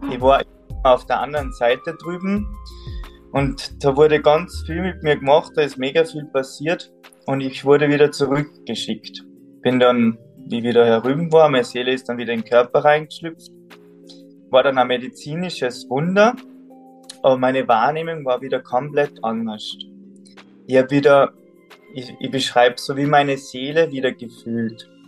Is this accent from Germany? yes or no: no; Salzburg, Austria; Also gebürtig komme ich aus Salzburg, vom Berg, Bergbauer, auf über 1000 Meter, da bin ich aufgewachsen.